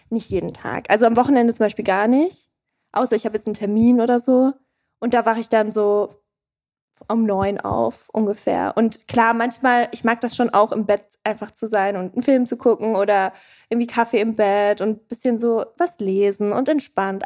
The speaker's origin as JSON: {"language": "German", "town": "Erlangen", "region": "Bavaria", "country": "Germany", "moved": "yes", "lives_now": "Berlin, Germany", "said": "Ich komme aus Erlangen"}